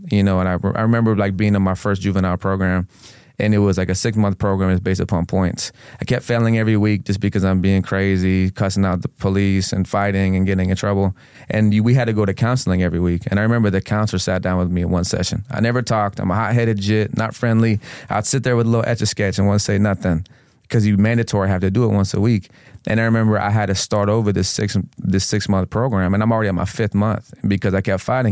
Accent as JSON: {"language": "English", "town": "Venice", "region": "Florida", "country": "United States", "tie": "born or raised there", "also_born_or_lived": "Houston, Texas / Tampa, Florida", "said": "the city that I grew up in, in, I grew up in in Sarasota County is Venice"}